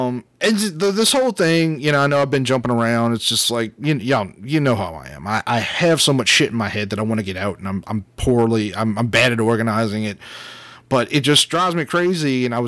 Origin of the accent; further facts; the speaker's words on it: Louisiana, United States; And, like, look, we're We're from Southern Louisiana.